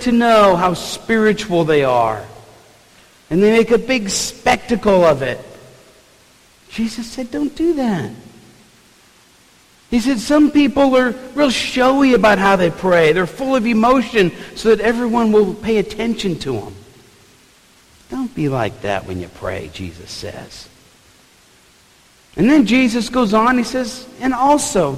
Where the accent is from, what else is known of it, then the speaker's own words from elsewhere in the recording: New Orleans, Louisiana, United States; growing up in New Orleans, we had some really good food on the table